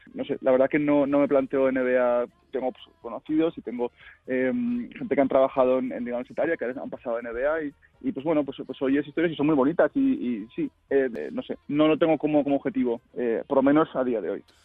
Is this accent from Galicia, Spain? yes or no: no; Zaragoza, Aragon, Spain; moved away as an adult; now in Spokane, United States; Yo soy de Zaragoza, eh, nacido y crecido y vivido en Zaragoza.